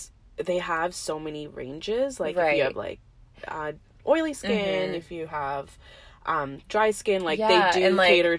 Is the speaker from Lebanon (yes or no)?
no; India; And I can say as an Indian, like most of us are raised thinking like fair is beautiful